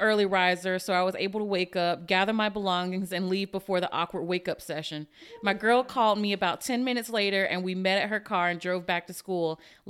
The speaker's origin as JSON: {"language": "English", "region": "Virginia", "country": "United States", "said": "So here's an awkward story. I'm originally from Virginia and went to undergrad there."}